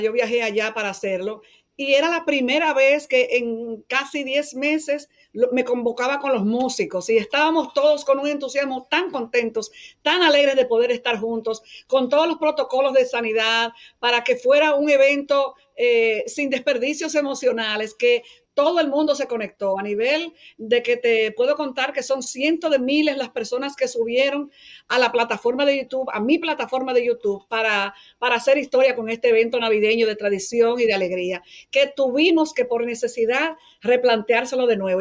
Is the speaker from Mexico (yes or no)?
no; Dominican Republic; mi pueblo, mi país, la República Dominicana